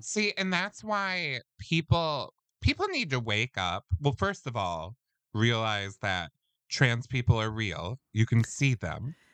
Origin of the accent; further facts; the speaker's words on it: Midwest, United States; we're from the Midwest